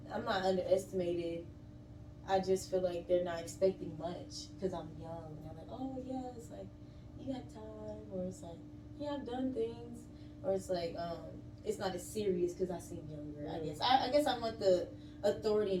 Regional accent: Georgia, United States; also born or lived in Mississippi, United States / Birmingham, Alabama, United States; I was technically raised up here, like elementary, high school

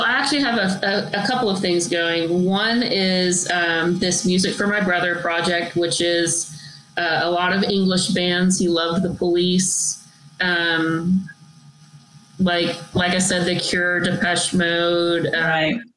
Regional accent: Texas, United States; I'm from Texas

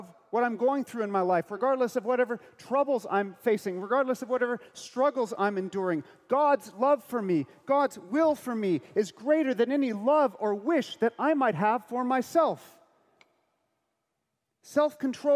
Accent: United States; I'm American.

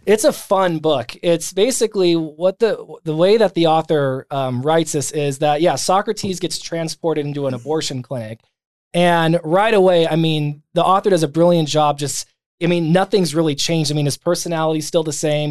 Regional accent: San Bernardino County, Southern California, United States; I was born and raised in Southern California. So, um, outside of Los Angeles, um, San Bernardino County

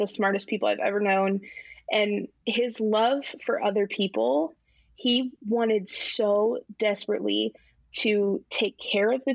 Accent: Indiana, United States; we're from Indiana

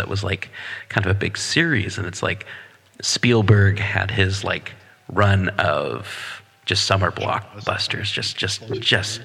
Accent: Portland, Oregon, United States; in the 70s, early 80s as a kid growing up in Portland

